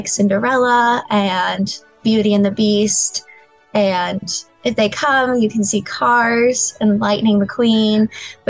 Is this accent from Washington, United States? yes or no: no; Florida, United States; I'm actually from Florida